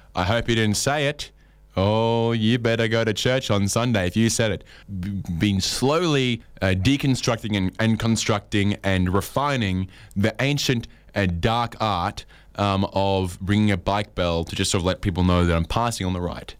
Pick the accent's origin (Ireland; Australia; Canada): Australia